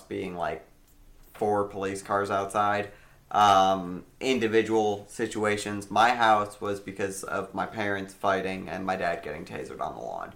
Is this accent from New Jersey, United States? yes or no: no; outside Cleveland, Ohio, United States; I grew up in a shitty area outside of Cleveland